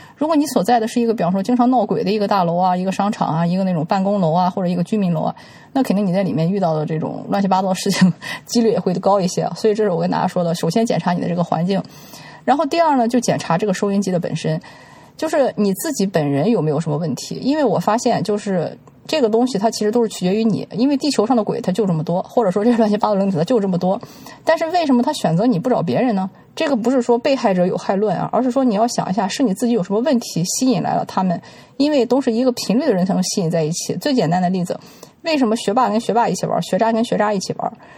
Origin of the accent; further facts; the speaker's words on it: China; 我们中国人经常说的啊，男才女貌，门当户对